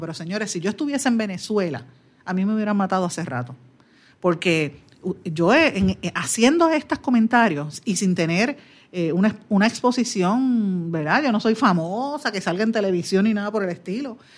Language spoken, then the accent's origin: Spanish; Guaynabo, Puerto Rico; mi pueblo de Guaynabo